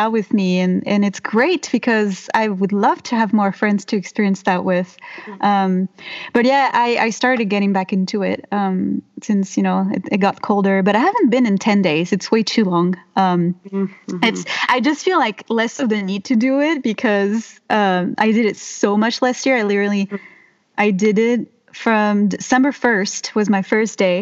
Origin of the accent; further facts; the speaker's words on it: Mediterranean France, France; English is a second language; moved away as an adult; now in Bellingham, United States; I come from the Mediterranean in France.